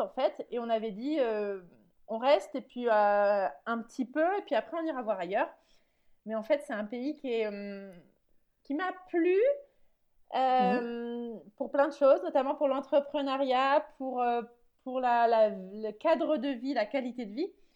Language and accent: French; France; now in Netherlands; je suis française qui vit aux Pays-Bas